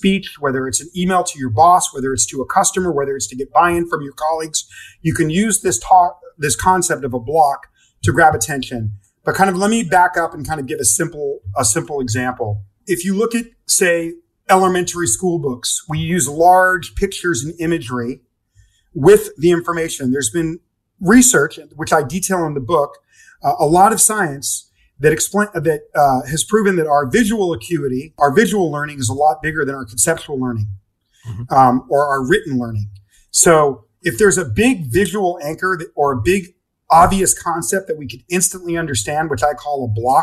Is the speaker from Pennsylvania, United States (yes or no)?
no; Los Angeles, California, United States; also born or lived in Oregon / London; I grew up in Los Angeles and partly in Los Angeles and Oregon